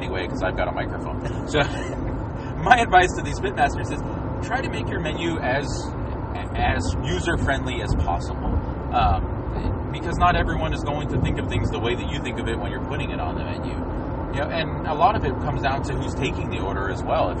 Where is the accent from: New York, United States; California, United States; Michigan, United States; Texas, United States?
Texas, United States; Houston; growing up in Houston